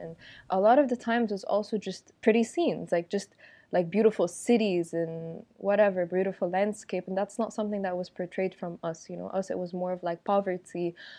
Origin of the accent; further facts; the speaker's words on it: Egypt; also born or lived in Abu Dhabi / Europe; I'm from Egypt, and I'm currently living and working in Egypt